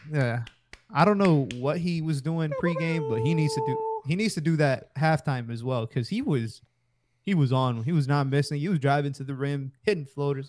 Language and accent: English; Hialeah, Florida, United States; everybody knows I'm from Hialeah